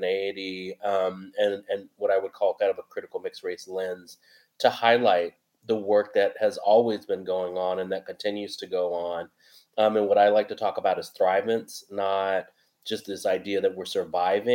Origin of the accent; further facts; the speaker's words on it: San Francisco, California, United States; I was born and raised in San Francisco, Yolamu Ohlone territory.